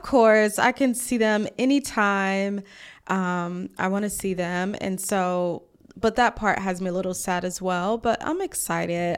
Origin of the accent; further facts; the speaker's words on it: Mississippi, United States; also born or lived in Atlanta; now in Washington, D.C., United States; I'm from Mississippi.